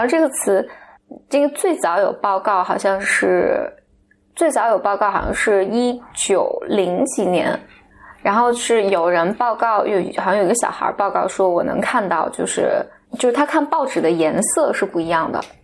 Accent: Henan, China; 当时河南，就是我知道，就是我们老家那边

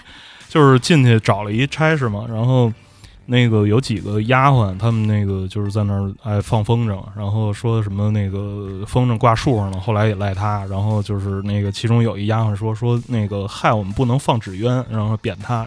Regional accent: Tianjin, China; 我天津人嘛

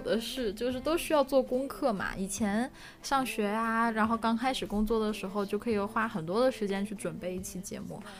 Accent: Northeast China, China; moved away; 以前小时候在东北嘛

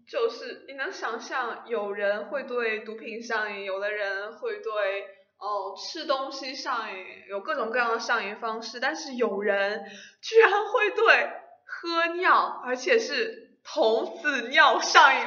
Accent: China; 我们中国人的思想

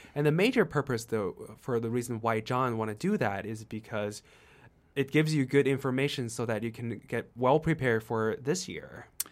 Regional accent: China; English is a second language; moved away; I come from China.

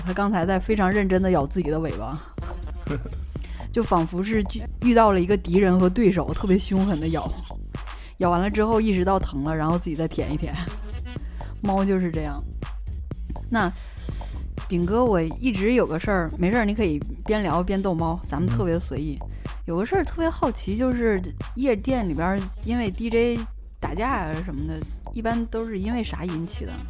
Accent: China; 我们中国人

